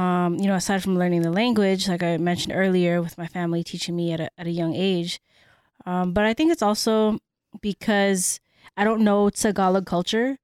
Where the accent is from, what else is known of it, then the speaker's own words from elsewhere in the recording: San Francisco, California, United States; first language Cebuano; English is a second language; I was born and raised in San Francisco